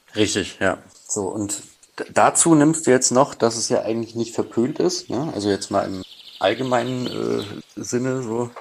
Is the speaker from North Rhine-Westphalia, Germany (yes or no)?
no; outskirts of Munich, Bavaria, Germany; komm aus, aus dem Umland von München, sagen wir mal. Also nicht direkt aus München, aber aus dem, aus dem Speckgürtel um München rum.